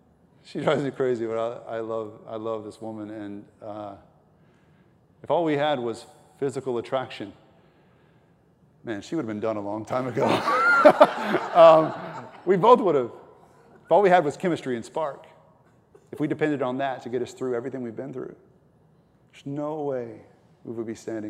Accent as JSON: {"language": "English", "region": "Texas", "country": "United States", "said": "She's from Ecuador and I am from East Texas."}